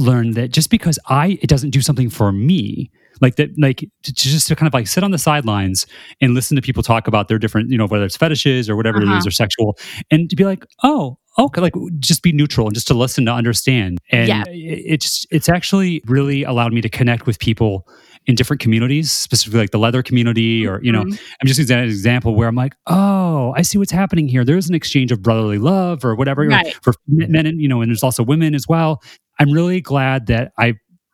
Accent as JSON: {"language": "English", "town": "Chicago", "region": "Illinois", "country": "United States", "said": "we're being from Chicago."}